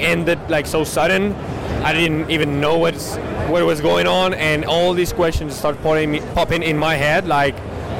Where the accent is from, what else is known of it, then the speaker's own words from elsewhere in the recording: Madrid, Community of Madrid, Spain; I'm from Madrid, Spain